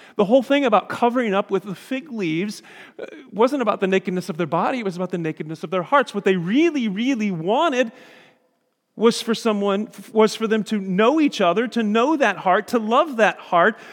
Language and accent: English; Indiana, United States; we're from Indiana